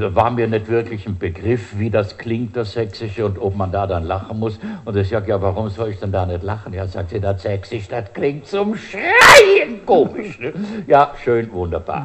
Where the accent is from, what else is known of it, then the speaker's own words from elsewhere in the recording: Bruneck, Trentino-Alto Adige, Italy; also born or lived in Siegburg / Rhineland; now in Germany; mit denen bin ich aufgewachsen und äh, habe das natürlich für ein Brunneke-Phänomen gehalten. Gell? So meine Heimat, gut, da ist das halt so.